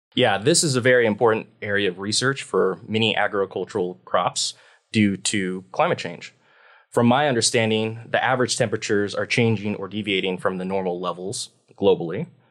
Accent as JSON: {"language": "English", "town": "Beatrice", "region": "Nebraska", "country": "United States", "tie": "born or raised there", "also_born_or_lived": "Hawaii / Washington", "moved": "as an adult", "lives_now": "Pullman, United States", "said": "I grew up in a small farm town in Nebraska, um, called Beatrice"}